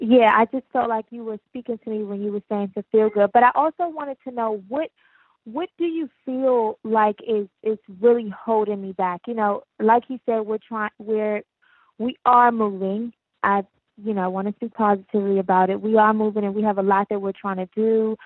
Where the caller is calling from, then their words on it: Maryland, United States; I'm calling from Maryland.